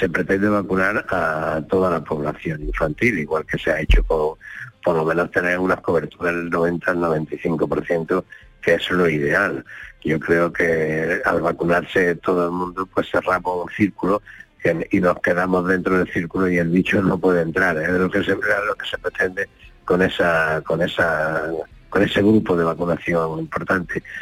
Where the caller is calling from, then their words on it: Linares, Andalusia, Spain; Buenos días … de Linares.